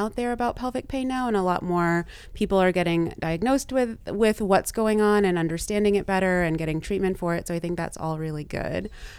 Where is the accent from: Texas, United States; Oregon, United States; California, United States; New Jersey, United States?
Texas, United States; also born or lived in Louisiana; Like, I grew up in the South in Texas and Louisiana.